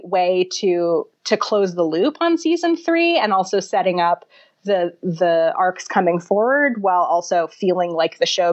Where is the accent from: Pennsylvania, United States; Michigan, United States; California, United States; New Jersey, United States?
New Jersey, United States; I'm from New Jersey, and I have very deep New Jersey bona fides.